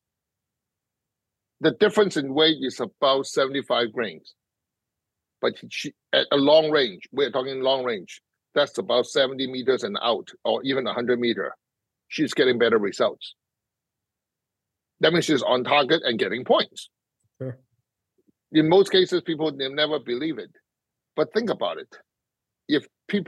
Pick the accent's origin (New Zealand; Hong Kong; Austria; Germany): Hong Kong; moved away; being grew up in Hong Kong